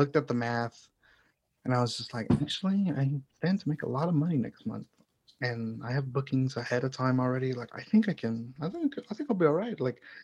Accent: Houston, Texas, United States; moved away as an adult; also born or lived in Chicago; now in Houston, United States; Houston is where I grew up. It's my hometown technically, but I definitely see Chicago as home

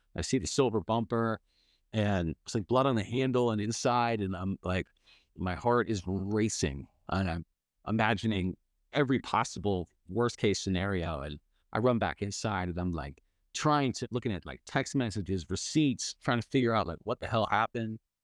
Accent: Bay Area, California, United States; I grew up in the Bay Area

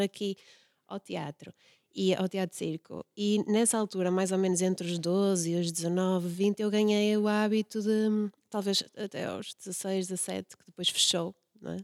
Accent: Braga, Norte, Portugal; eu nasci aqui em Braga e andei sempre aqui pelo centro

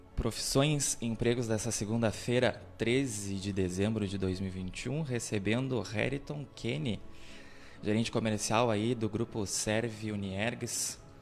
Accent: Camacã, Bahia, Brazil; moved away as an adult; Eu fui um jovem que saí de Camacô pra estudar fora

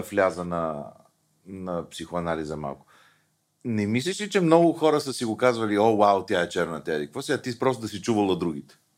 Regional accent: Bulgaria; ние българите

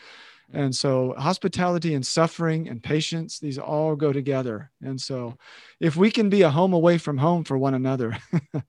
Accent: Oklahoma, United States; I was born and raised in Oklahoma

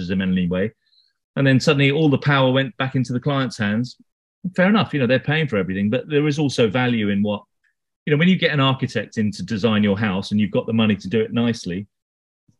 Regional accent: London, United Kingdom; I'm not actually from Hackney. I'm from London, but I only live in Hackney.

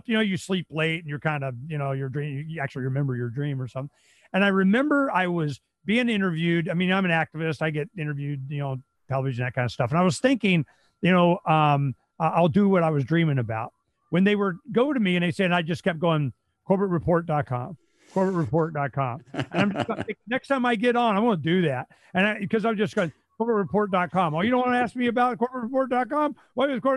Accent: Phoenix, Arizona, United States; We're from Phoenix

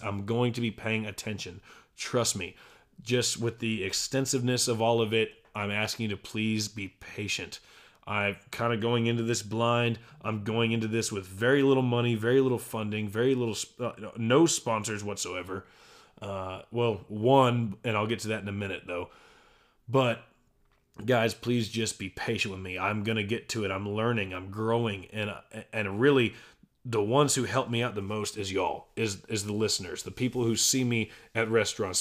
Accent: Aledo, Texas, United States; It is my hometown, my alma mater, the Alito Bearcats

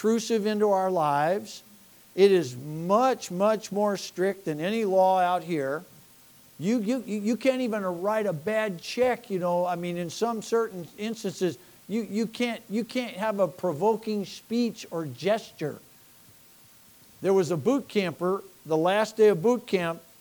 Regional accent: United States; we're American citizens

